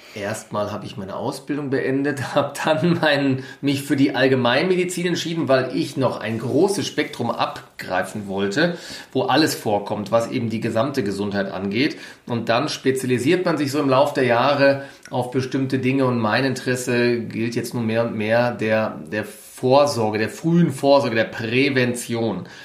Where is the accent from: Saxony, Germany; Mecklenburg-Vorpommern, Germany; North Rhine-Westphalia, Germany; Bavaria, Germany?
North Rhine-Westphalia, Germany; Ruhr area; moved away as an adult; now in Munich, Germany; nach München entsandt worden, habe dann hier mein Studium absolviert, bin nicht ins Ruhrgebiet traurigerweise manchmal zurückgekehrt